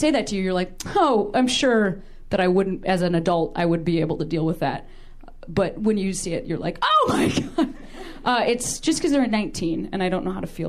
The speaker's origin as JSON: {"language": "English", "town": "Chicago", "region": "Illinois", "country": "United States", "moved": "as an adult", "lives_now": "Los Angeles, United States", "said": "I've only lived in L.A. for 18 months, and I'm from Chicago"}